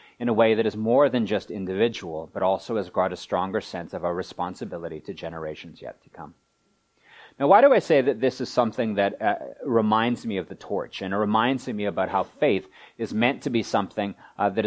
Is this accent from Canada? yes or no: yes; Vancouver, British Columbia, Canada; Vancouver's my hometown